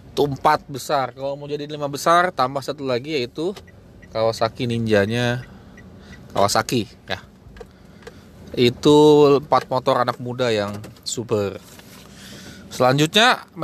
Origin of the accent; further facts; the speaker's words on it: Cengkareng, Jakarta, Indonesia; dia anak Tebet eh, saya anak Cengkareng